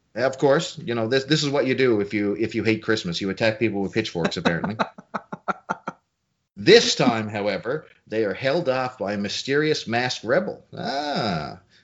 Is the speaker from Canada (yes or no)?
yes; small town Newfoundland, Newfoundland and Labrador, Canada; small town Canada, Newfoundland, where I live